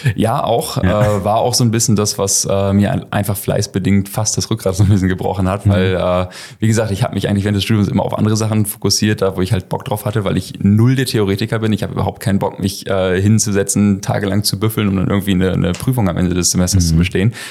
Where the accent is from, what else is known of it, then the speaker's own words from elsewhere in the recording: Schortens, Lower Saxony, Germany; komme hier aus, aus Shortens, aus der Ecke